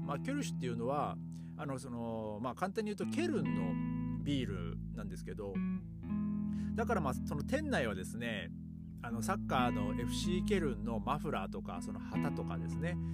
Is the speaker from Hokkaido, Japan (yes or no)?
no; Aomori, Japan; now in Germany; 僕はあの、あの、あ、 青森県っていうところで